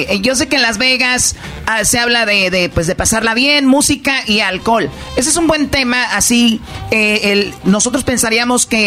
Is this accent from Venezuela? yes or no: no; Mexico; now in United States; yo cuando llegué de México fue en, eso, en ese tiempo, como en el 94. Sí. Entonces, cada que oigo esa canción, me acuerdo cuando yo iba llegando a Estados Unidos, que no sabía inglés.